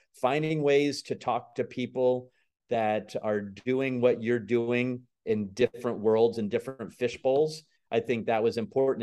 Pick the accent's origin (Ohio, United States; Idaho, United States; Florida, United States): Florida, United States; Tampa; also born or lived in Camp Lejeune, North Carolina; I've grown up here in the Tampa Bay area